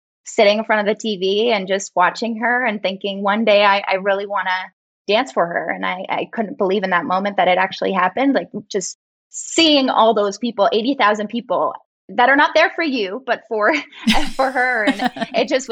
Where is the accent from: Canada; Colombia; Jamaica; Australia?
Canada; Toronto, Ontario; now in Los Angeles, United States; I grew up in Toronto, Canada